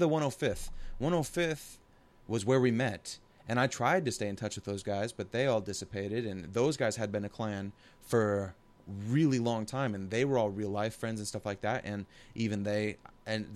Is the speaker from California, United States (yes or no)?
no; Portland, Oregon, United States; I'm from the Portland area